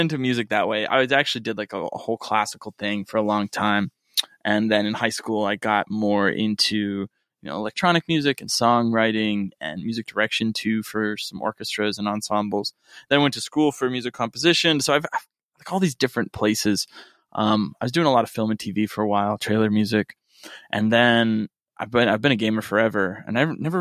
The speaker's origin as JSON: {"language": "English", "region": "Rust Belt", "country": "United States", "tie": "born or raised there", "moved": "yes", "lives_now": "Los Angeles, United States", "said": "where I grew up in the Rust Belt"}